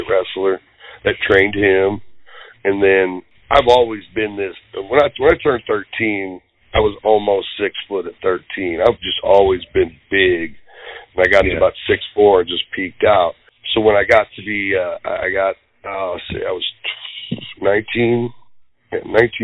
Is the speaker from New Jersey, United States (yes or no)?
no; St. Louis, Missouri, United States; I was born in St. Louis, Missouri